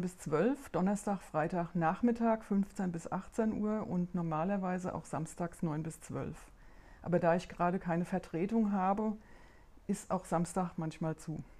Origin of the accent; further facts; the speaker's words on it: Rheingau, near Wiesbaden, Hesse, Germany; accent: Hessian; moved away as an adult; ich bin ja tatsächlich überhaupt nicht von hier. Ich bin aus Hessen